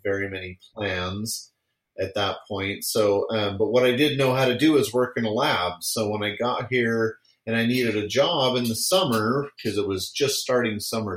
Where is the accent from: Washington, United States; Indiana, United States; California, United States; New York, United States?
California, United States; San Francisco Bay Area; I grew up in California, so I was there in the San Francisco Bay Area, just south of Oakland